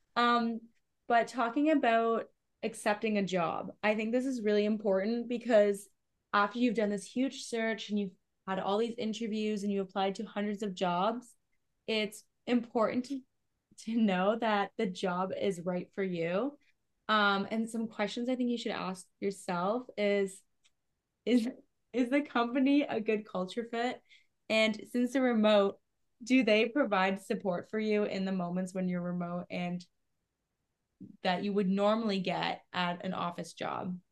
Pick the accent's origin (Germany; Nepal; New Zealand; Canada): Canada; I'm from Canada